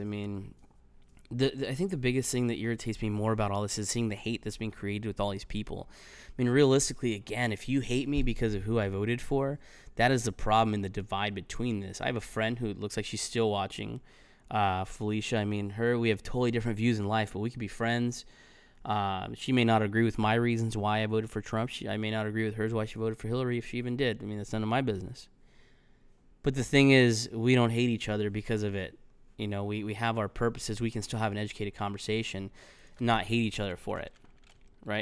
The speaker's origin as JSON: {"language": "English", "area": "Los Angeles County", "region": "California", "country": "United States", "tie": "born or raised there", "moved": "yes", "said": "I grew up in California and, you know, I, I was proud to, to be from the L A County."}